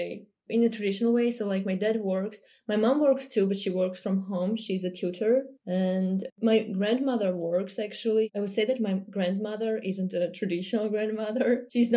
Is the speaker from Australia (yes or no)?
no; Yerevan, Armenia; moved away as an adult; now in Moscow, Russia; I was born and raised in Yerevan